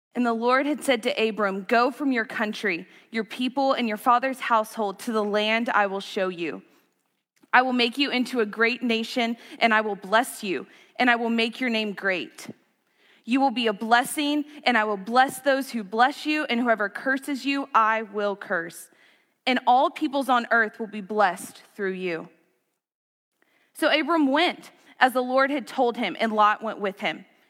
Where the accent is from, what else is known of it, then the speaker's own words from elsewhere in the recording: Gunner, United States; moved away; One of my favorite things about growing up in Gunner is this deep, deep sense of community and family.